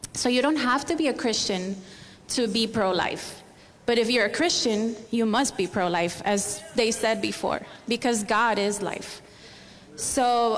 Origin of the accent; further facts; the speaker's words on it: Barcelona, Catalonia, Spain; moved away as an adult; also born or lived in Miami; now in United States; I'm from Spain, from Barcelona